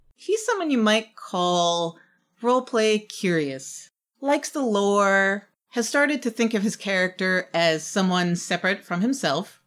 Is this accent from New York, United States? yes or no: yes; New York City, New York, United States; my hometown, New York City